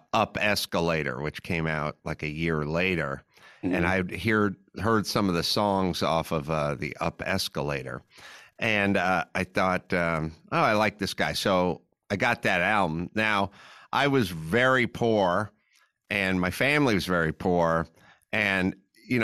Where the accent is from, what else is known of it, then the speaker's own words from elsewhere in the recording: Los Angeles, California, United States; I grew up in Los Angeles